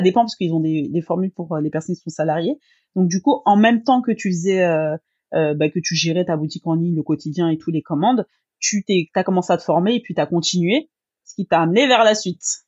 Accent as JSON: {"language": "French", "country": "France", "said": "comme chez nous en France"}